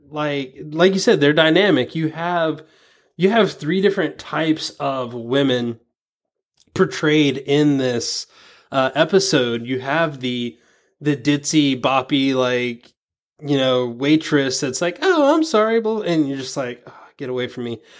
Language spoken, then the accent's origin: English; the South, United States; growing up in the South, I mean, I'm sure you probably you've had this maybe before. I I was kind of raised out of my accent.